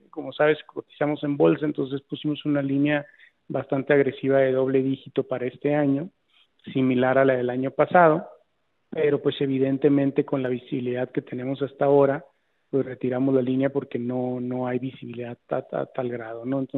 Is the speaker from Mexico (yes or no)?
yes; Mexico; pues soy la única mexicana que salió ahí en un ranking que tiene más de seis años.